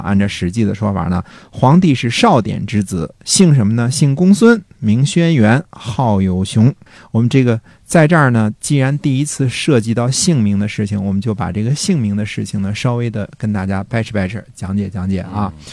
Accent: China; 我们中国人

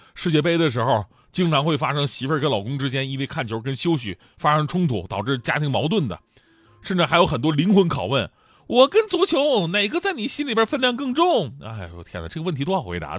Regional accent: Jilin, China; 我们吉林人当时的家乡球队就是延边奥东队嘛

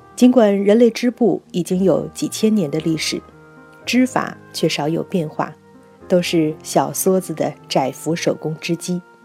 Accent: China; 我们中国人似乎应该由此汲取一些经验教训。

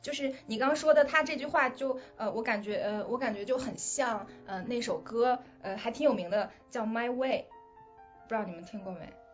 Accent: China; 我们中国人

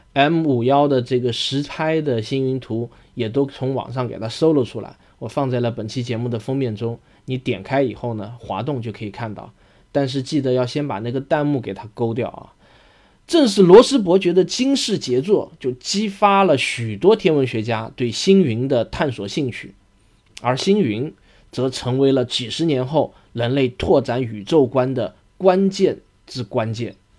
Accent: China; 我们中国人

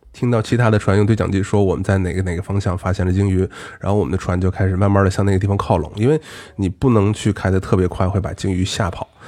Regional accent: Shandong, China; 我们山东那块儿啊，吃的有，有，有靠海嘛

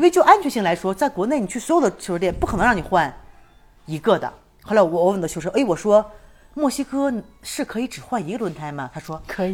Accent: China; also born or lived in Chiapas, Mexico; now in Mexico; 我作为一个中国人

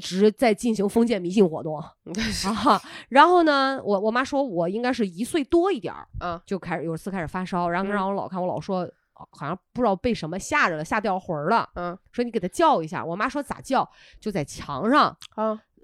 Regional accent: Qingdao, Shandong, China; accent: Qingdao dialect; 青岛话管那种米虫叫做油子

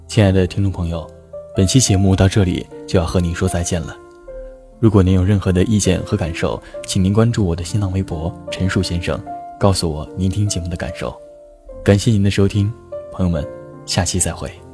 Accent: China; 作为一个中国人，只有了解本国的历史和文化，才有资格走出去

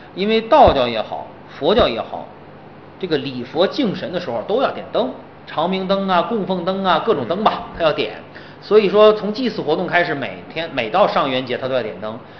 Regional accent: China; 我们中国人对月亮情节的一个缩影

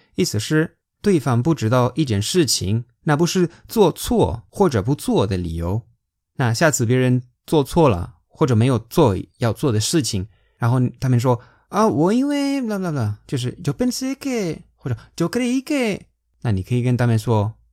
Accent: Spain; Chinese is a second language; moved away as an adult; now in China; 我是在中国生活工作六年的西班牙人

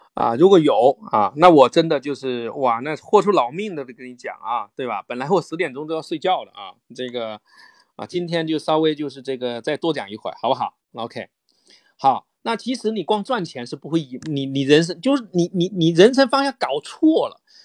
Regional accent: rural Fujian, China; moved away as an adult; now in Beijing, China; 我是福建农村长大，我大，我第一个大学生，然后来到了北京

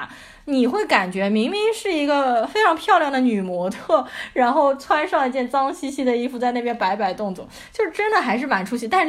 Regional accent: Shanghai, China; 我作为上海人

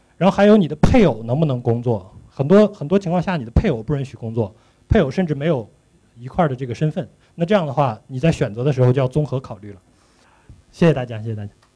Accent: Shenyang, Liaoning, China; moved away as an adult; also born or lived in United States; now in Shenzhen, China; 我是沈阳人，在家乡先创业，二次创业

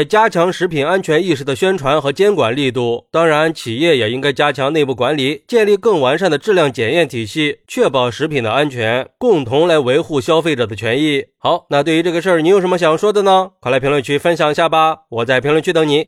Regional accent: China; 毕竟这中秋送月饼是我们中国人的一种传统礼仪

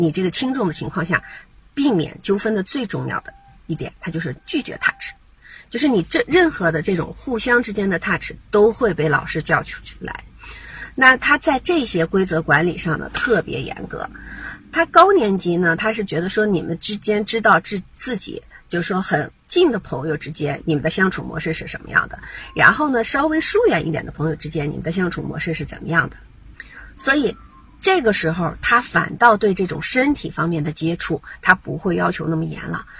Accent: Beijing, China; now in Seattle, United States; 所以我现在所有分享的内容都是基于说我在美国这个西雅图地区，然后呢，在中国我是在北京从北京过来的啊

